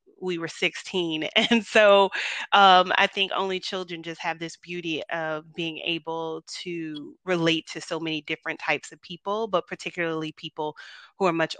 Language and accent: English; Tampa, Florida, United States; moved away as an adult; now in Dallas, United States; I'm from Tampa originally